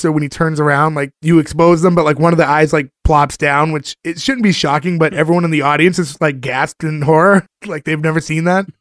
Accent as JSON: {"language": "English", "town": "Boston", "region": "Massachusetts", "country": "United States", "said": "we're all from the Boston area."}